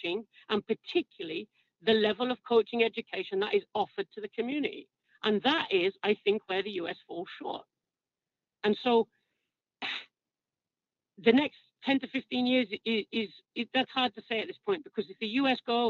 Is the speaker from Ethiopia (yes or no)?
no; England, United Kingdom; as an Englishman